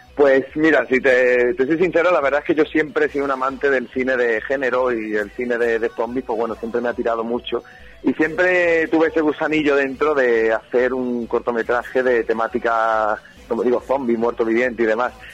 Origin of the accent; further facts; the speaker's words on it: Algeciras, Andalusia, Spain; soy de Algeciras, de, de ciudad de Algeciras